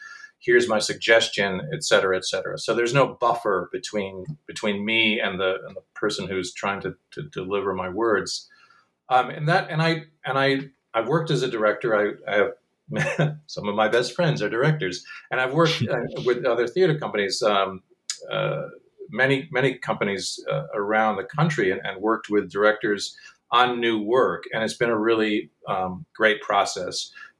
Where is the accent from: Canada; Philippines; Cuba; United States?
United States; Michigan; Well, I'm from Michigan, and most of the company is from the Midwest.